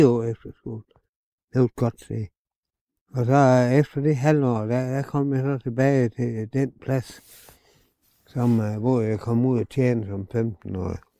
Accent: Solbjerg, Denmark; Jeg er født ude på Solbjerg Hevej. 202

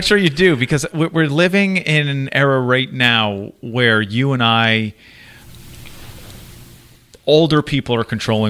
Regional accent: Massachusetts, United States; growing up in Massachusetts

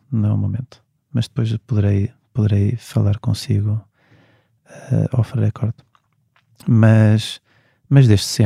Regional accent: Portugal; porque sou português e, e nasci cá e tenho família cá

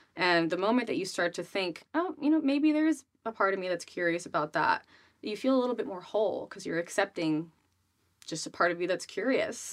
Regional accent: Rhode Island, United States; I grew up in Rhode Island

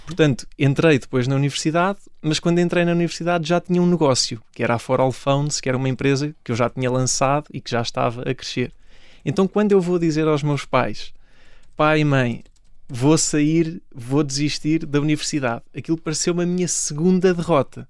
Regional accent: Ourém, Santarém District, Portugal; Comecei no clube da minha terra, no Oriense

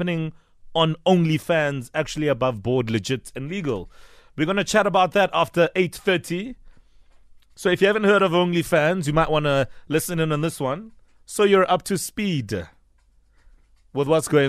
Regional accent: Soweto, Gauteng, South Africa; I'm from Dube

